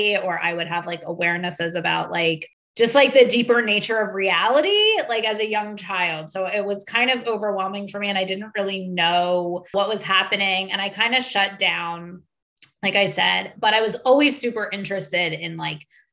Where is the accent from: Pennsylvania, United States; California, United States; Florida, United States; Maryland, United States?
Pennsylvania, United States; a suburb right outside of Philadelphia; I grew up in a suburb right outside of Philadelphia